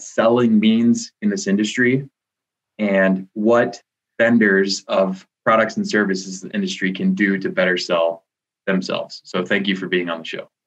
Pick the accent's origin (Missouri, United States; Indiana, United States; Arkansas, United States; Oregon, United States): Missouri, United States; Kansas City; Kansas City, which is my hometown